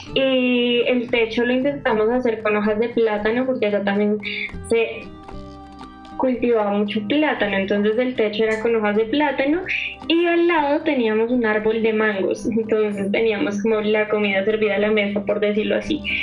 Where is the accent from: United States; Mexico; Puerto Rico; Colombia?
Colombia; Bogotá; yo nací acá en Bogotá